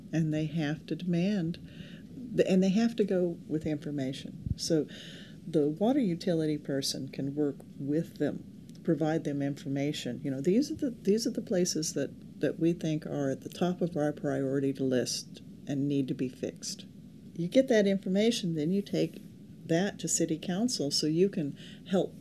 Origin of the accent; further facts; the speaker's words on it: California, United States; I grew up in California, and a place where we have less than 10 inches of rain a year